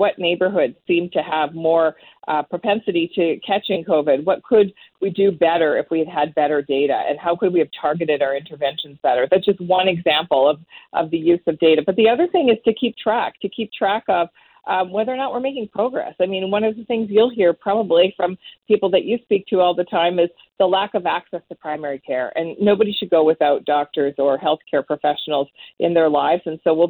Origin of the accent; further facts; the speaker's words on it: Northern Ontario, Canada; I come from Northern Ontario